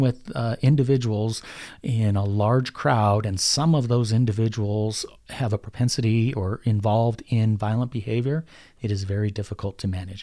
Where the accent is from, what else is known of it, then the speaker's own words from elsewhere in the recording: Denver, Colorado, United States; I'm born and raised in North Denver, graduated from Denver North High School. I'm as Denver as it gets.